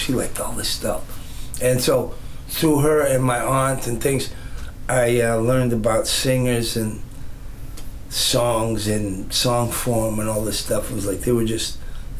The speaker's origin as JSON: {"language": "English", "region": "California", "country": "United States", "said": "I'm from California"}